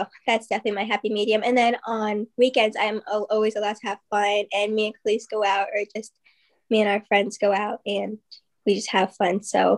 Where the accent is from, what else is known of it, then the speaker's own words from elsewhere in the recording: New Jersey, United States; now in Ohio, United States; New Jersey.